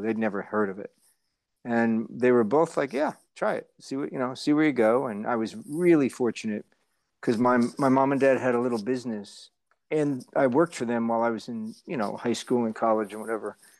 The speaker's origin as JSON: {"language": "English", "region": "New Jersey", "country": "United States", "tie": "born or raised there", "moved": "as an adult", "lives_now": "Los Angeles, United States", "said": "I grew up in Jersey"}